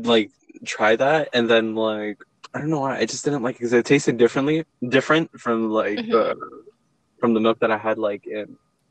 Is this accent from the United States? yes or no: yes; Stockton, California, United States; I did grow up in Stockton. I mean, like, I was born in Stockton, grew up here, but I would also, like, very regularly, when I was little, my parents would always, like, visit Peru a lot.